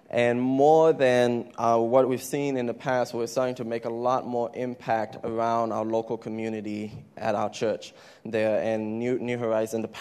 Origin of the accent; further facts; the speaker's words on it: Thailand; I'm from Thailand, and my parents started a ministry about 20 years ago.